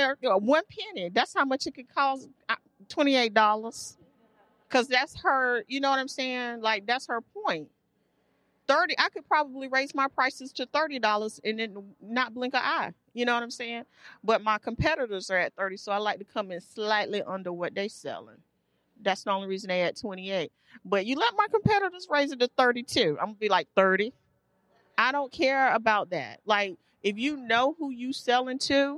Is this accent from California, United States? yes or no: no; Durham, North Carolina, United States; I grew up poor. I grew up here in Durham